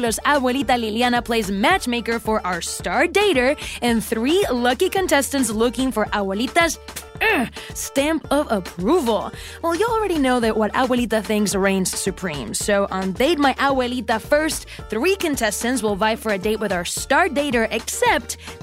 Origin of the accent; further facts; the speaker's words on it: Puerto Rico; Joelle is Puerto Rican, just like me